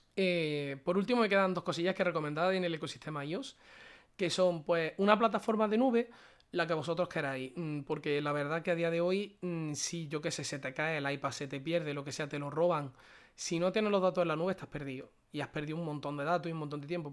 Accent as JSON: {"language": "Spanish", "area": "a small town in Córdoba", "region": "Andalusia", "country": "Spain", "also_born_or_lived": "Málaga", "said": "lo estoy pasando en mi casa, que es un pueblecito de Córdoba. En mi pueblo"}